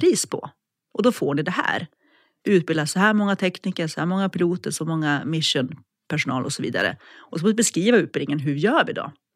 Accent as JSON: {"language": "Swedish", "region": "Norrland", "country": "Sweden", "tie": "born or raised there", "also_born_or_lived": "Umeå / Alps", "moved": "as an adult", "lives_now": "Linköping, Sweden", "said": "Jag är från Norrland från början, mm. uppvuxen där"}